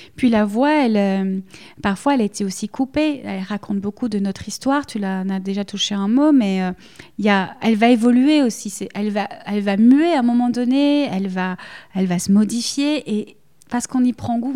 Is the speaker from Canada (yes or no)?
no; Belgium; accent: Belgian; que ce soit l'accent, le mien on l'entend, je suis belge, voilà, je ne peux pas le cacher